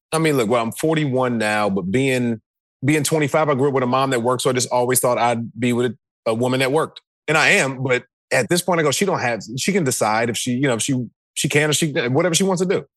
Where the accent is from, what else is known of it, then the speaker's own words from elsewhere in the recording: the South, United States; I was from the South